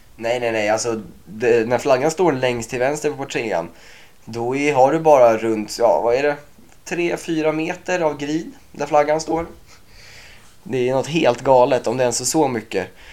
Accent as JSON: {"language": "Swedish", "country": "Sweden", "said": "som svensk"}